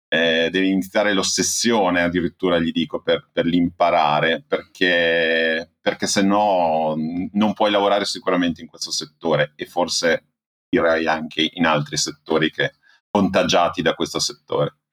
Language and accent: Italian; Emilia-Romagna, Italy; Eh, io sono emiliano e abito, diciamo, tra Modena e Bologna, nella campagna emiliana.